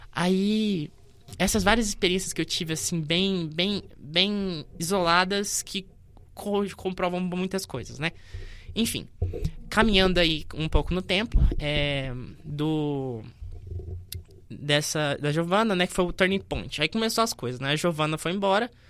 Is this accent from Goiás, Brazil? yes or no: yes; Goiânia, Goiás, Brazil; also born or lived in Faina, Goiás; quando eu tinha 5 anos, eu, tinha, eu me movi da, do Faina, que eu nasci em Goiânia, fui para o Faina morar com meu pai e minha, minha mãe biológica.